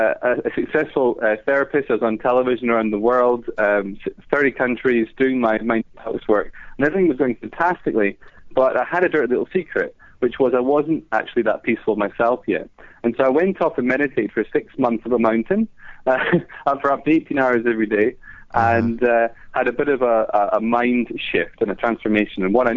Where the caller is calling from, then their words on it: London, United Kingdom; I'm calling from London.